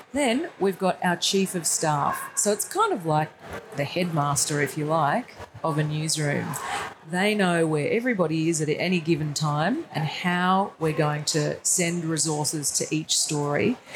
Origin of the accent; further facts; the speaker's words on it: Brisbane, Queensland, Australia; at Channel 10 in Brisbane, where I'm from